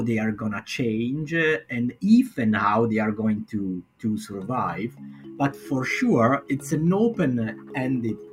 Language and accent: English; Milan, Lombardy, Italy; I am from Northern Italy, from Milan